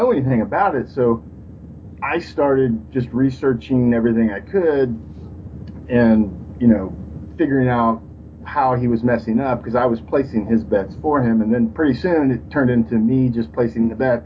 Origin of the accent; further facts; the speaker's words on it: Texas, United States; I'm from Texas